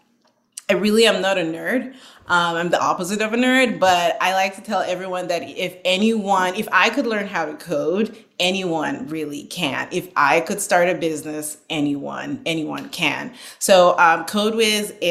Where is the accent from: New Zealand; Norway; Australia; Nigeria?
Nigeria; Northern Nigeria; moved away as an adult; now in United States; I was born and raised in Nigeria